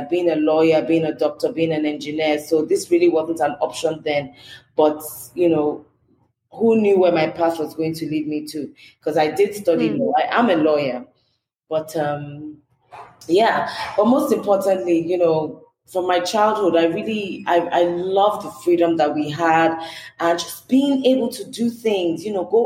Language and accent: English; Lagos, Nigeria; I was born in Lagos. I grew up in a very communal environment